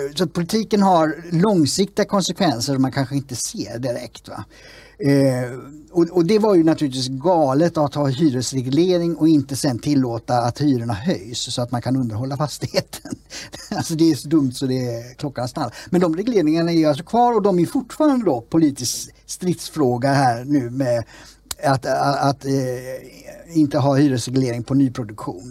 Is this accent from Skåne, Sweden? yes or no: no; Gothenburg, Västra Götaland, Sweden; Annedals, stadsdelen där det sprängdes för ett tag sedan och där jag växte upp eh, till stora delar